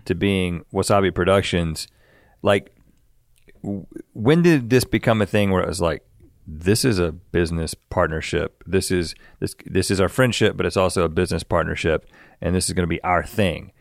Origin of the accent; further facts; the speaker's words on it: North Carolina, United States; we're from North Carolina